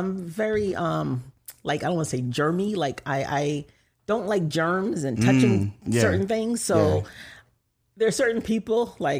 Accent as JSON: {"language": "English", "country": "Jamaica", "moved": "yes", "said": "people can't really believe when I say I'm from Jamaica because my speech"}